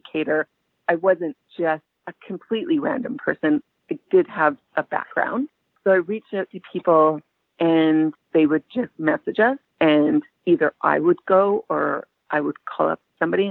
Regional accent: Vancouver, British Columbia, Canada; now in Halifax, Canada; I had lived in Halifax for a few years from then, but I'm originally from Vancouver

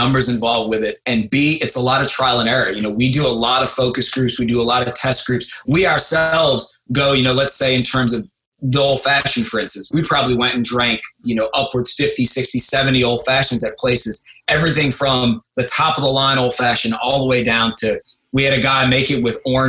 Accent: St. Bernard, Louisiana, United States; my hometown of St. Bernard, Louisiana

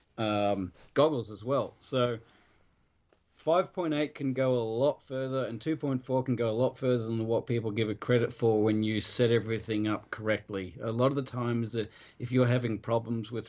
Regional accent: Australia; I'm Australian

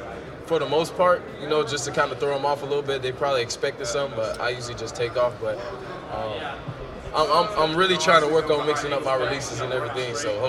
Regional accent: Chicago, Illinois, United States; also born or lived in Naperville, Illinois; I'm from Chicago, but I went to high school in Naperville

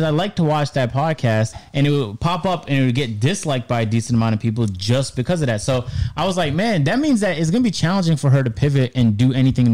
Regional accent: Canada; moved away as an adult; I grew up in Canada. Our public schools were pretty decent.

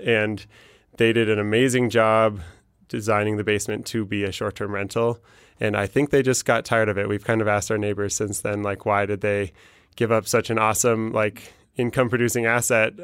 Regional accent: Denver, Colorado, United States; I'm from Denver

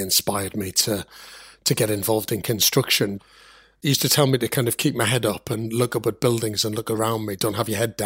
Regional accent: Sunderland, North East England, United Kingdom; I'm from Sunderland

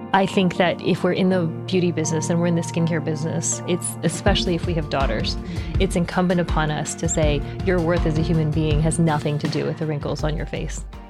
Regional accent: United States; also born or lived in New Jersey / Texas / Taiwan (parents); my parents are from Taiwan. I was born here, though, and I grew up in New Jersey in Texas

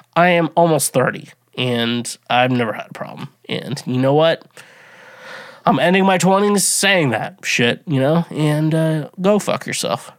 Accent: United States; I'm fucking an American, proud to be an American

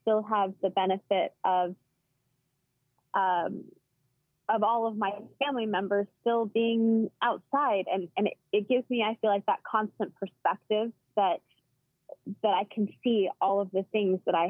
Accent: Washington, United States; I grew up in Washington State and have one older sister.

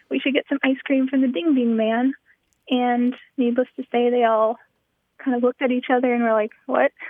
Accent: Omaha, Nebraska, United States; moved away as an adult; now in College Park, United States; I'm originally from Omaha, Nebraska.

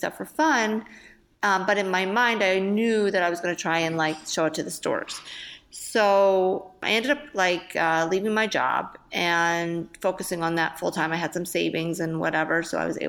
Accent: Philadelphia, Pennsylvania, United States; I'm from Philadelphia

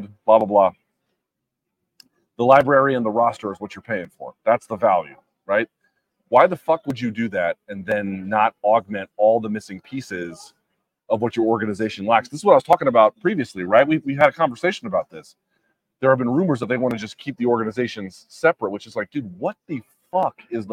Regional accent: Washington, District of Columbia, United States; also born or lived in New York City / Oxon Hill, Maryland / Arlington; I grew up in DC proper. I lived as a teenager with my dad in DC proper.

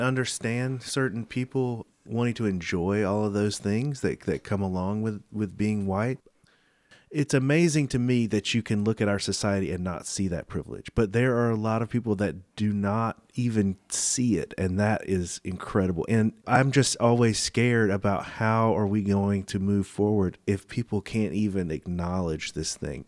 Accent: the South, United States; I'm from the South

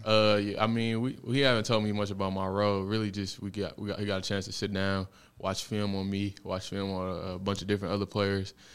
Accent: Detroit, Michigan, United States; I'm from Detroit, Michigan

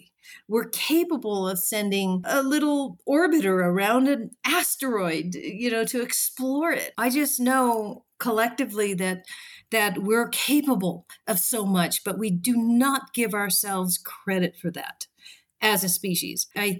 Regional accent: Japan; born there; also born or lived in Australia; I've lived in Australia. I was born in Japan.

